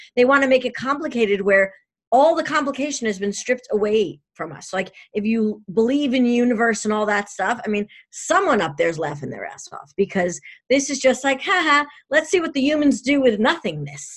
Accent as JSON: {"language": "English", "region": "New York", "country": "United States", "said": "I'm a New Yorker"}